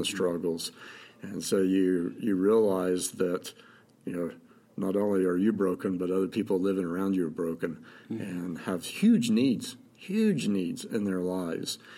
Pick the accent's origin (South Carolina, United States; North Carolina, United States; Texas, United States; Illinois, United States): North Carolina, United States; moved away as an adult; now in Montana, United States; I grew up in North Carolina, lived there you know, 30 years